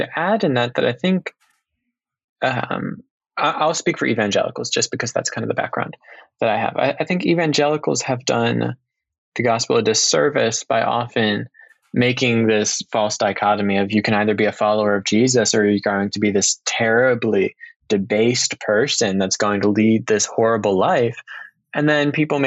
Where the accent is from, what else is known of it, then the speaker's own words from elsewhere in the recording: Maryland, United States; moved away as an adult; now in Chicago, United States; I'm from Maryland. Currently, I'm in Chicago